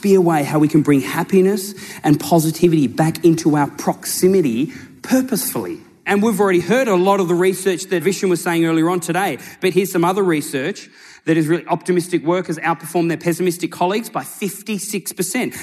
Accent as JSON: {"language": "English", "region": "Tasmania", "country": "Australia", "tie": "born or raised there", "moved": "yes", "lives_now": "Sydney, Australia", "said": "I was born and raised in Tasmania, right? Down in Australia. I now live in Sydney."}